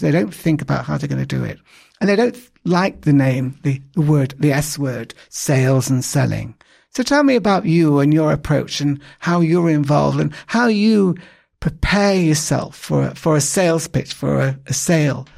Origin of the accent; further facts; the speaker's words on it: England, United Kingdom; I'm English